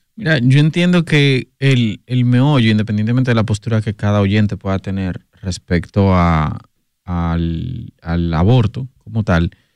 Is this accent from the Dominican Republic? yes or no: yes; Puerto Plata, Dominican Republic; soy de Puerto Plata